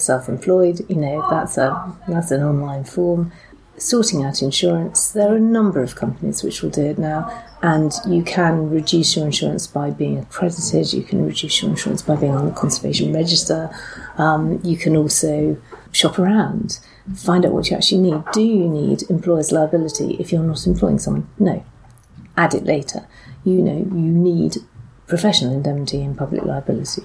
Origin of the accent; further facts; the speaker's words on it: Essex, East of England, United Kingdom; I started off actually working the church where I was brought up in Essex.